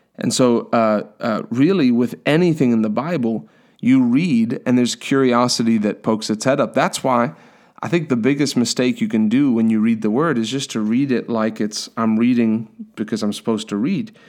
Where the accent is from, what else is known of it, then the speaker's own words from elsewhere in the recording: South Africa; moved away; I'm from South Africa originally